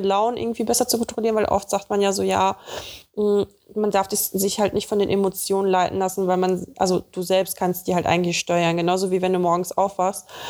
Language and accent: German; Russia; moved away; bei uns in Russland